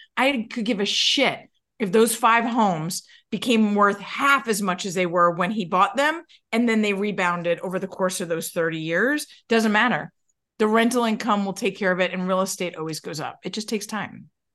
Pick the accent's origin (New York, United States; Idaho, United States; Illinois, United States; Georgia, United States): New York, United States; I'm from New York